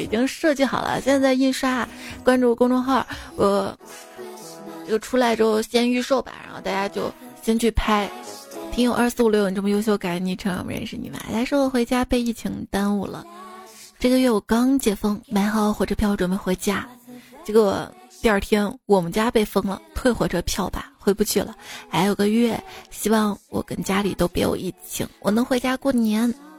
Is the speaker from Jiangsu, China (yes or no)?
no; Shaanxi, China; accent: Shaanxi dialect; 我们陕西话有一个词儿叫C P